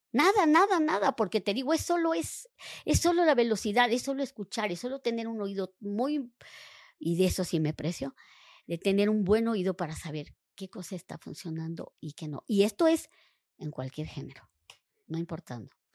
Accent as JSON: {"language": "Spanish", "region": "Veracruz", "country": "Mexico", "said": "yo soy del puerto de Veracruz"}